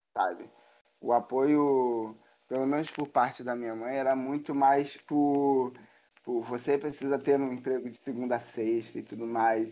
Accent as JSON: {"language": "Portuguese", "region": "Rio de Janeiro", "country": "Brazil", "tie": "born or raised there", "said": "eu sou Rio de, do Rio de Janeiro, sou carioca da gema aí. Nascido e criado no Rio de Janeiro."}